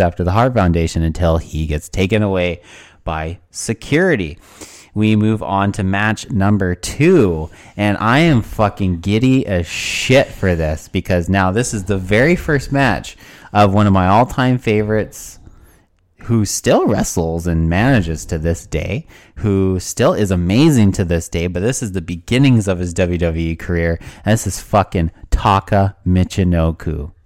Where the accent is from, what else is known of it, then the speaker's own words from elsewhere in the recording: Burnaby, British Columbia, Canada; I'm from Burnaby, British Columbia.